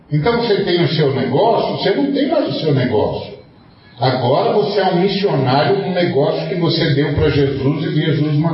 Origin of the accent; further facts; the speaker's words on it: Brazil; moved away as an adult; also born or lived in Portugal; No dia que eu saí de lá, meu amigo. No dia que eu saí de lá. Eu vim em missão. Eu não vim aqui para lembrar que eu sou brasileiro.